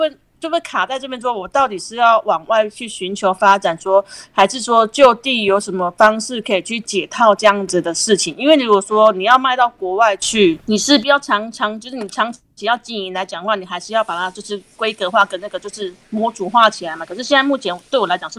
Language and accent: Chinese; Nantou County, Taiwan; 对对对，是我的故乡。